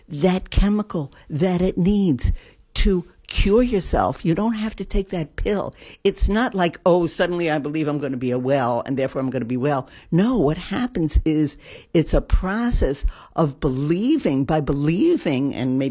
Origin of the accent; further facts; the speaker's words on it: New York, United States; moved away; I came in as a New Yorker